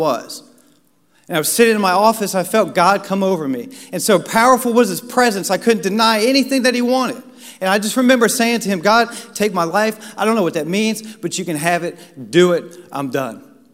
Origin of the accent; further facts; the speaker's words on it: Washington, District of Columbia, United States; I grew up in Washington, D.C.